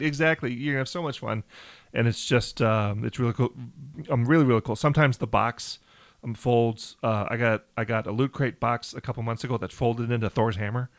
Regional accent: Riverview, Michigan, United States; we're both from Michigan

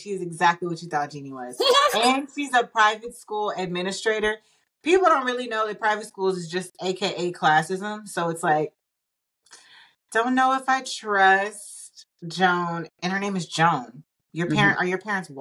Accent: Austin, Texas, United States; Austin, Texas. ATL in the house. That is my hometown

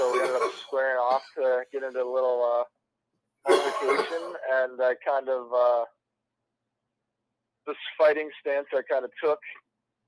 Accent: Buffalo, New York, United States; moved away as an adult; now in Quad Cities, United States; originally from Buffalo, New York

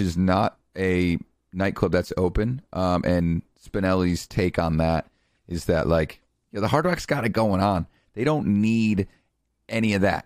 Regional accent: Connecticut, United States; I'm from Connecticut

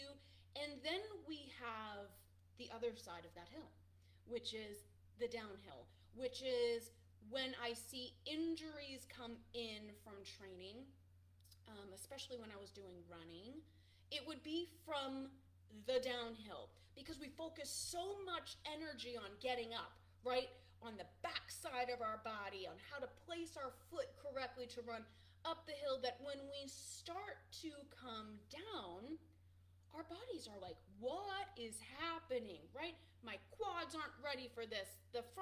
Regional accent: Boston, Massachusetts, United States; I'm from Boston

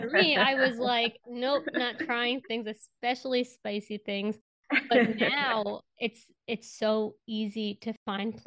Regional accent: New York City, New York, United States; We're both from Queens

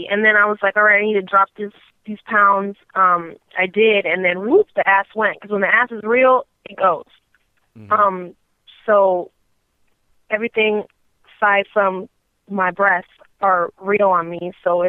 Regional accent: the West, United States; So I love my East Coast people, even though I am from the West.

